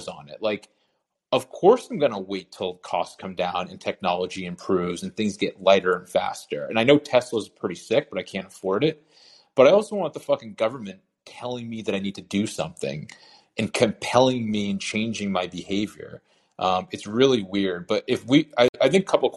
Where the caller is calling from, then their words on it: Massachusetts, United States; also born or lived in South Carolina; I'm calling you from the People's Republic of Massachusetts